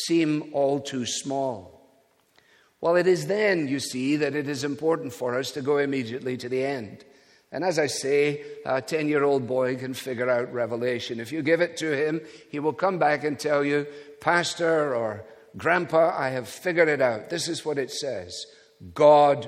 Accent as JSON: {"language": "English", "region": "Scotland", "country": "United Kingdom", "said": "being a Scotsman"}